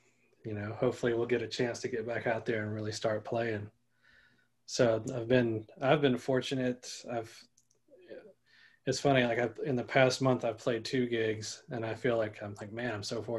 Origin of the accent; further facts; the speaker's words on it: Orangeburg, South Carolina, United States; I'm from Orangeburg, so there's a lot of great players